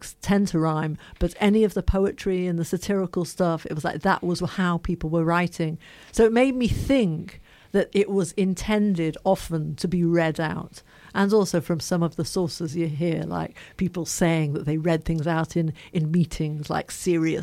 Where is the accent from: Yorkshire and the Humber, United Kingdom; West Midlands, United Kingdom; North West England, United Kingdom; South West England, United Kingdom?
North West England, United Kingdom; Liverpool; now in London, United Kingdom; I'm from Liverpool.